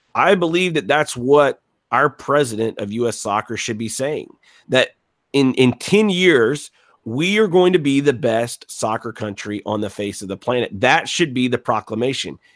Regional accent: Gulf Coast, United States; I, I'm from the Gulf Coast

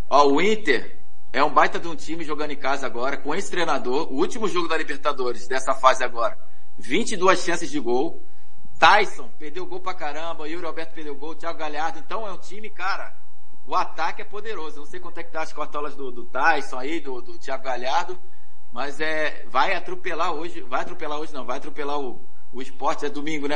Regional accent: Rio de Janeiro, Brazil; also born or lived in Bahia; sou baiano, mas fui criado no Rio. Ah. Cresci com um ano de idade

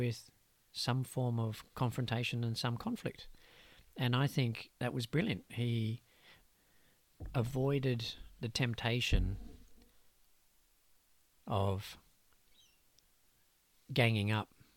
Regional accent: Australia; Growing up as an Aussie boy

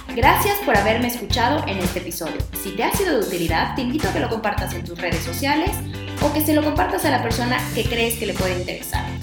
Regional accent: Mexico

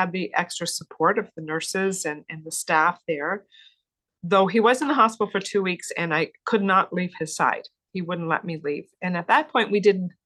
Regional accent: Cape Breton, Nova Scotia, Canada; I was born and raised in the Maritimes on the lovely island of Cape Breton. So I'm proud to be a Cape Bretoner

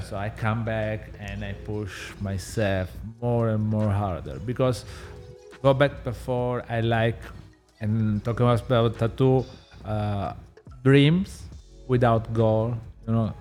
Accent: Southern Italy, Italy; English is a second language; moved away; I'm from South Italy, so I literally grow in the kitchen with my parents

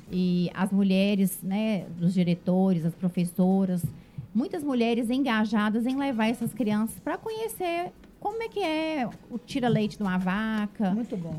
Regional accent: Ipatinga, Minas Gerais, Brazil; moved away as an adult; also born or lived in Periquito; now in Governador Valadares, Brazil; morei na roça até seis anos de idade. Uhum. Depois que eu fui pra Ipatinga. E eu fui criada no meio da vaquejada

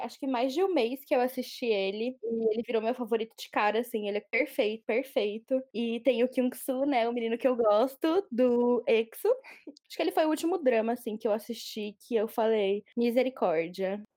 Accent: São Paulo, Brazil; sou de São Paulo, sou jornalista

